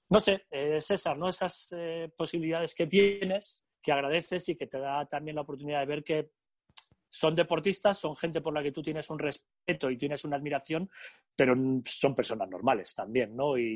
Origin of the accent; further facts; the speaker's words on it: Vitoria-Gasteiz, Basque Country, Spain; Yo soy de Vitoria y siempre ha habido allí mucha afición al baloncesto en Vasconia.